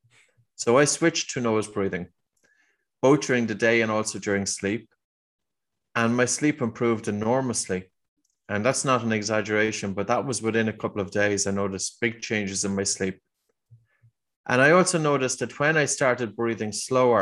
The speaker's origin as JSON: {"language": "English", "country": "Ireland", "accent": "Irish"}